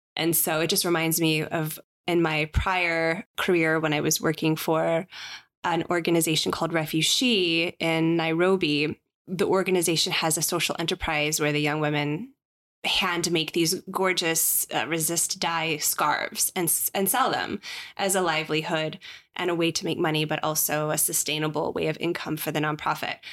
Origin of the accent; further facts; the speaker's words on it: Chicago, Illinois, United States; I am a Chicagoan